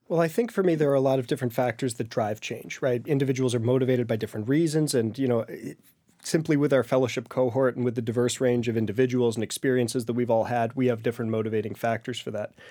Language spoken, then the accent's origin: English; Great Barrington, Massachusetts, United States; moved away as an adult; going back to serve in my hometown of Great Barrington